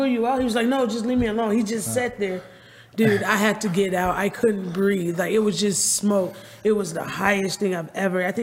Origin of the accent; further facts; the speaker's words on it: Chicago, Illinois, United States; moved away; Originally from Chicago